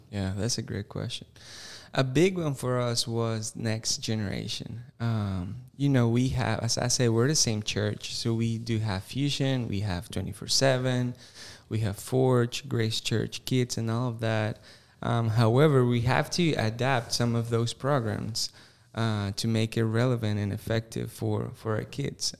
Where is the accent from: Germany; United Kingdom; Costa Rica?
Costa Rica; English is a second language; moved away as an adult; now in Greenville, United States; I was born and raised in Costa Rica.